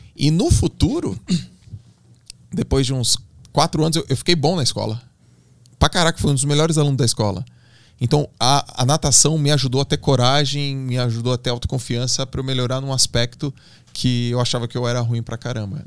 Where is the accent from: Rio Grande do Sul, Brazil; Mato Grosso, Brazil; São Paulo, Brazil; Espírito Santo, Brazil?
São Paulo, Brazil; Santos; Eu sou de Santos, né? Então, lá em Santos, onde eu nadava, tem um clube muito forte, uma da Unisanta, que é uma universidade, e eu nadei lá a vida toda